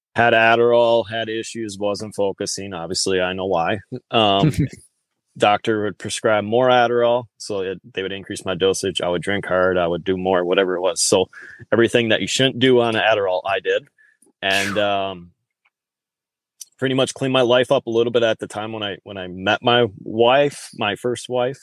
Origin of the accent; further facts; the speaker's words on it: Wisconsin, United States; I grew up in the Upper Midwest here, guys. So um, I'm a true blooded Wisconsinite